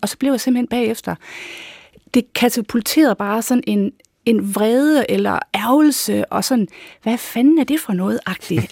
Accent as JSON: {"language": "Danish", "area": "North Jutland", "region": "North Denmark Region", "country": "Denmark", "moved": "yes", "said": "jeg er da nordjyde i mit sind"}